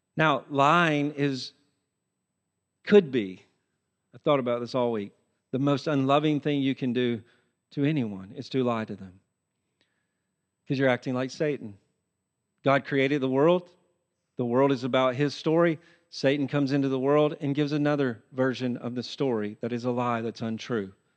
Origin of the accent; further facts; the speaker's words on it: Tennessee, United States; I used to do this growing up in Tennessee.